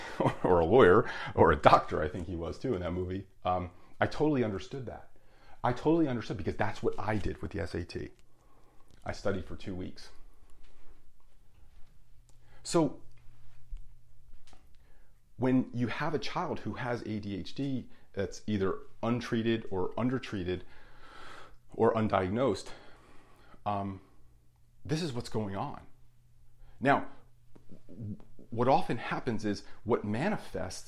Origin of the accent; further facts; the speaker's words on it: Union, New Jersey, United States; There was like 17 bars in my hometown of Union, New Jersey